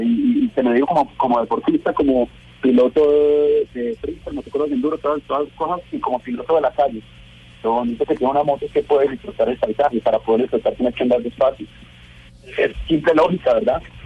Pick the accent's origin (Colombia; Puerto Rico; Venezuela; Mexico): Colombia; mi país